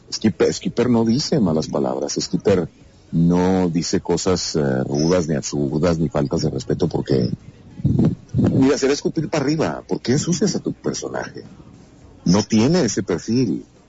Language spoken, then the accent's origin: Spanish; Cuauhtémoc, Chihuahua, Mexico; en Ciudad Cuauhtémoc, Chihuahua, donde yo nací